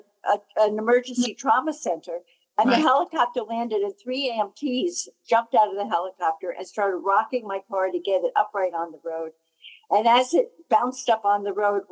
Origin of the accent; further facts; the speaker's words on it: New Jersey, United States; I'm from New Jersey, New Jersey